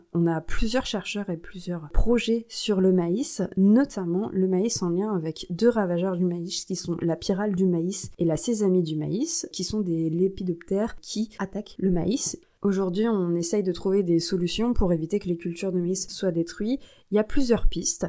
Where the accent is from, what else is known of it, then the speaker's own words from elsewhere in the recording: France; chez nous en France